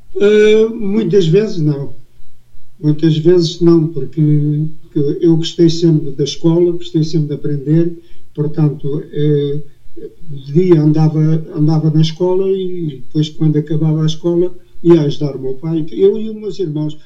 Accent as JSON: {"language": "Portuguese", "country": "Portugal", "tie": "born or raised there"}